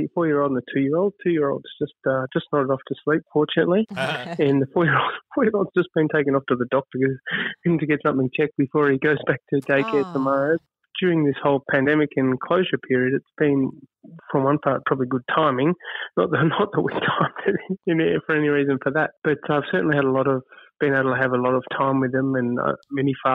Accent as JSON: {"language": "English", "country": "Australia", "said": "as an Australian"}